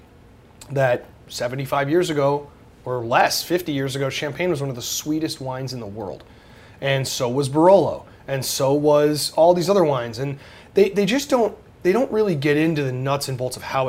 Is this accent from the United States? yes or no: yes; Cleveland, Ohio, United States; I come from Cleveland, which is a beer town